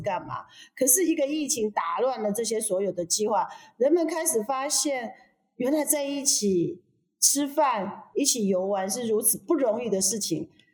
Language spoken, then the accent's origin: Chinese; Chiayi, Taiwan; 我是嘉义人呐